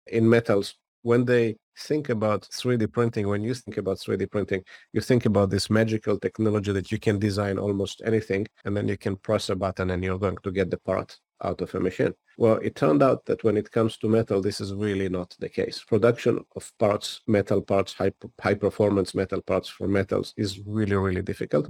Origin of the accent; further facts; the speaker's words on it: Israel; moved away as an adult; now in United States; I grew up in Israel and spent the first ten years of my career in the technology unit of the Israeli intelligence